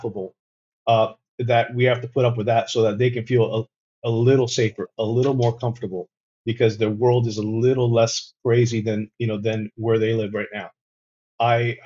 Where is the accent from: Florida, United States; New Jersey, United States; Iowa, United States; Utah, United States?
Florida, United States; We're from Florida who went through COVID in Florida